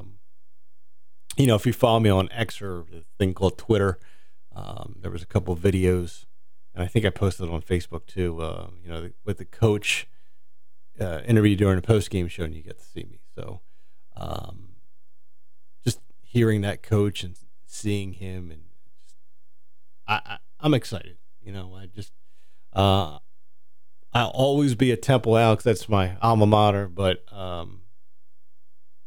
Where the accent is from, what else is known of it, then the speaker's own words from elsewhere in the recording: New Jersey, United States; moved away as an adult; I grew up in Jersey